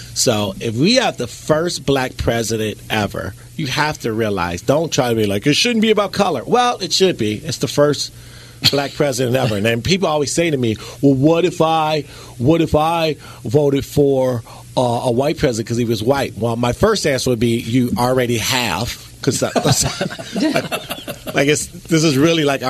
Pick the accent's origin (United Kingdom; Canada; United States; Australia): United States; Chicago, Illinois; I'm from Chicago.